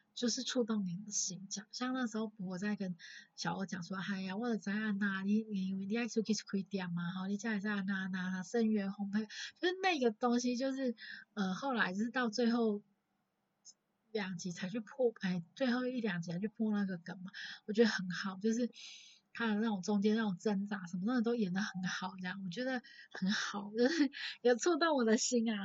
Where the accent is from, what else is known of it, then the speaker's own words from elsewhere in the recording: Taichung, Taiwan; 我从小在大，台中长大，然后也没有所谓的爷爷奶奶，然后爸爸妈妈从小也很忙